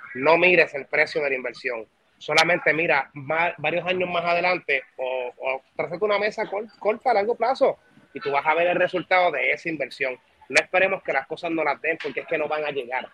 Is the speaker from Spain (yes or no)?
no; Puerto Rico; conozco el negocio en mi tierrita